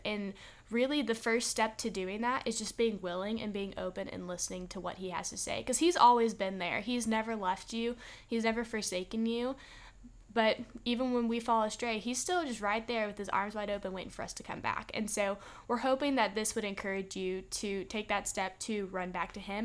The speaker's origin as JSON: {"language": "English", "region": "Texas", "country": "United States", "moved": "yes", "lives_now": "Alabama, United States", "said": "we're from Texas, too."}